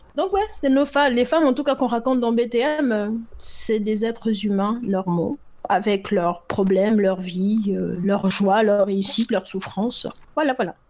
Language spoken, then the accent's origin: French; Gabon; moved away as an adult; now in France; moi je suis par exemple né au, Gabon